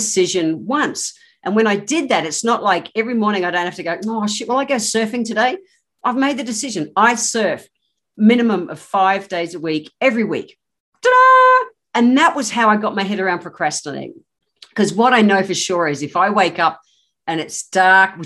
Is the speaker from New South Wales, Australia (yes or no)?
no; Queensland, Australia; I am a Queenslander. I've grown up in the tropics